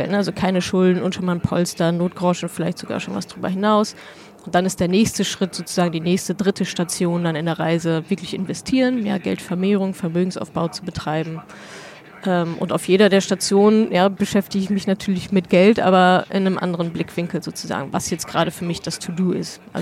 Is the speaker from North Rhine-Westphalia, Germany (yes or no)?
yes; North Rhine-Westphalia, Germany; also meine Eltern wohnen da, ich komme da aus der Ecke, meine Eltern, meine Familie wohnen da, alte Freunde, Bekannte